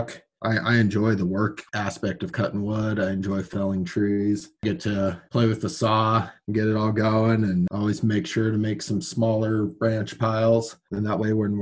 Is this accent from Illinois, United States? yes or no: no; San Luis Valley, Colorado, United States; also born or lived in Texas; I'm fifth generation from the Valley, raising the sixth generation